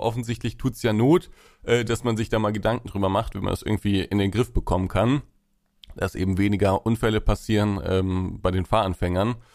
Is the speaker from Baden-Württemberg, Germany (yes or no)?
no; Essen, North Rhine-Westphalia, Germany; ich komme ja aus Essen, beziehungsweise wohne in Essen